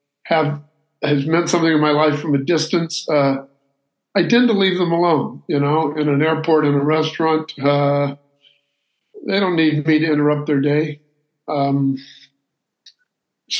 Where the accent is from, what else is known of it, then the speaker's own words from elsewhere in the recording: Santa Barbara, California, United States; I'm from Santa Barbara, California